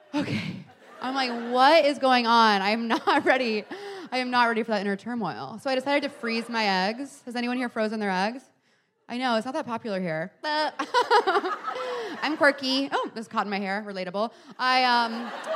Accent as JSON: {"language": "English", "town": "Houston", "region": "Texas", "country": "United States", "tie": "born or raised there", "moved": "yes", "lives_now": "New York, United States", "said": "I'm from Texas originally, so I did a show in Houston, my hometown, years ago"}